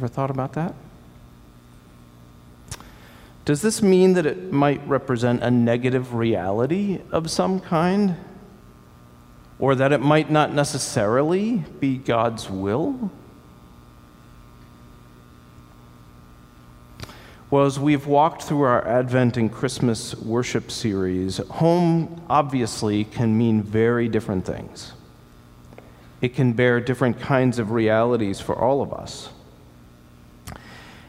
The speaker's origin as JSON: {"language": "English", "town": "Sarasota", "region": "Florida", "country": "United States", "tie": "born or raised there", "moved": "as an adult", "said": "This is my home that I grew up in Sarasota, Florida"}